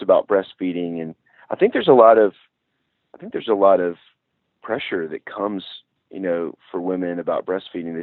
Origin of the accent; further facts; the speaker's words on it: Nashville, Tennessee, United States; I grew up in Nashville, Music City, so it was very much a part of our family.